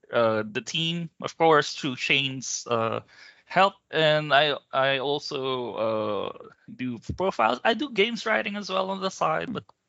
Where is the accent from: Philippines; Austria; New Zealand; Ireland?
Philippines; I'm from the Philippines, but I mostly work with Australian teams on a lot of things.